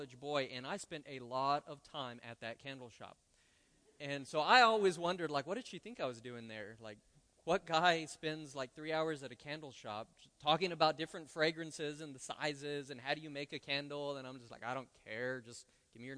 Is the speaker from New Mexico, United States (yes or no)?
yes; Roswell, New Mexico, United States; moved away as an adult; now in Lubbock, United States; I was born and raised in Roswell